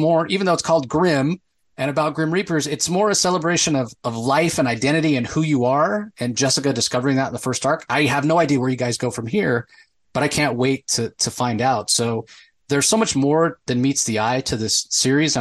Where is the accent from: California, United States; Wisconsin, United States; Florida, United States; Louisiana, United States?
Florida, United States; Tampa; I grew up in Tampa, so it's not exactly a white Christmas kind of thing